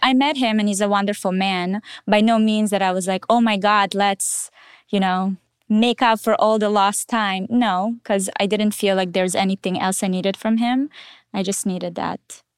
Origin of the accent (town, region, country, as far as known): Israel; born or raised there; also born or lived in Russia